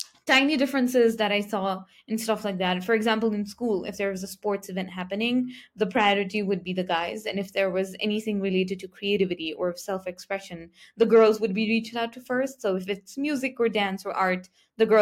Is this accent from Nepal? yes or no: yes; Nepal; I come from Nepal, which is a country in Southeast Asia